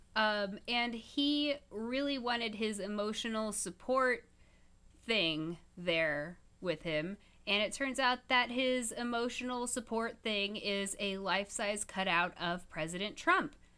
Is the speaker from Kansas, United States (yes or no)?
yes; Topeka, Kansas, United States; I grew up in Topeka, Kansas with Westboro Baptist Church